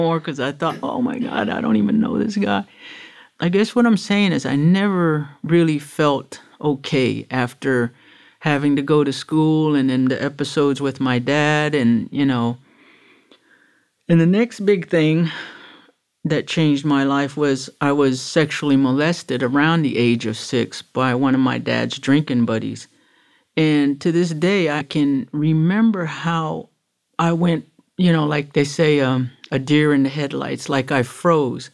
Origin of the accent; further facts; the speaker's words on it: Miami, Florida, United States; also born or lived in Broward County, Florida; I was born in Jackson in Miami, nineteen fifty-seven